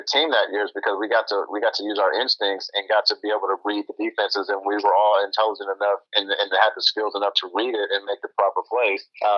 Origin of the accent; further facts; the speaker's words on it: Austin, Texas, United States; growing up in Austin